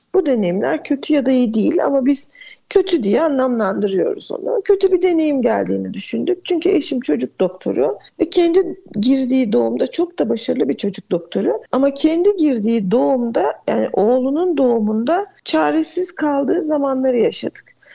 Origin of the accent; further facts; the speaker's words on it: Edirne, Turkey; Edirne'de yaşıyorum. Edirneliyim